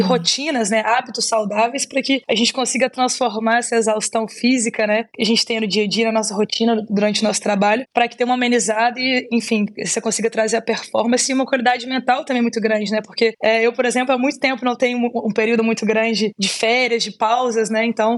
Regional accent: Belo Horizonte, Minas Gerais, Brazil; Eu sou mineirinha, sou de Belo Horizonte.

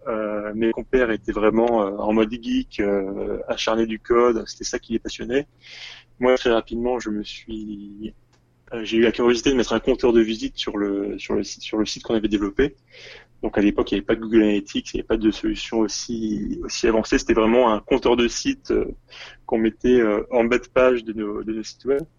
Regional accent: Tours, Centre-Val de Loire, France; moved away as an adult; also born or lived in Paris; now in Seoul, South Korea; je suis originaire de Tours. Je suis monté à Paris pour les études

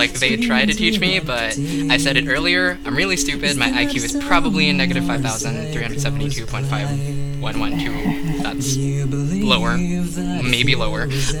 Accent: Philippines; Sorry, I don't know. I'm from the Philippines.

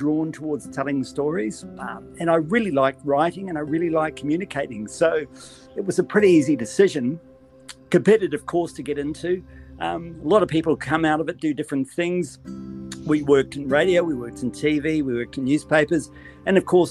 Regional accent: Auckland, New Zealand; moved away as an adult; also born or lived in Australia; now in Sydney, Australia; I was born in New Zealand. You'll probably notice this by my accent. Grew up there, was educated there, was educated by the Maris brothers in Auckland

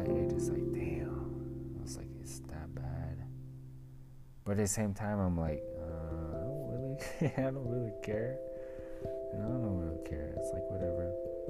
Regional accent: Denver, Colorado, United States; also born or lived in Salt Lake City, Utah; I was born and raised pretty much, it feels like I was born and raised everywhere, I was born in Salt Lake City, Utah, we grew up around, especially here in Denver. I live here in Denver now

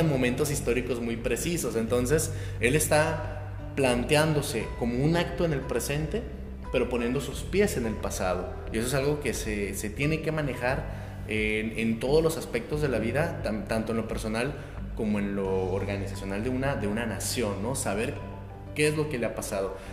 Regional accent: Mexico; nos define como mexicanos, somos mitad y mitad

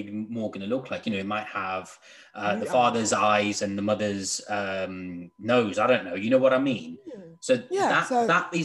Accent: United Kingdom

